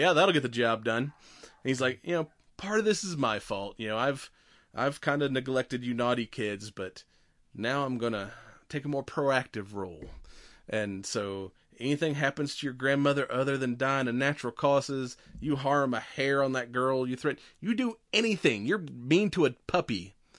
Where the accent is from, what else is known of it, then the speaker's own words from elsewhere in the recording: Georgia, United States; I mean, we're from the South. I'm used to, like, your regular Georgia mule deer, which aren't that big